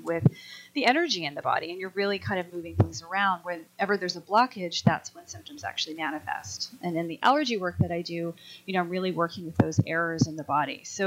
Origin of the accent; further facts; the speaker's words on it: Colorado, United States; I grew up in Colorado, and you know, mountain biking is just a thing that everybody does.